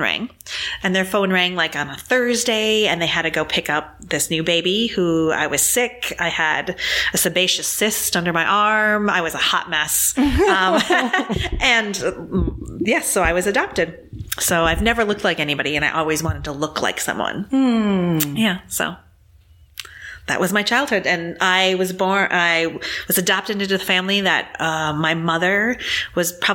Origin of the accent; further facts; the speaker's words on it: Green Bay, Wisconsin, United States; I was born in Green Bay, Wisconsin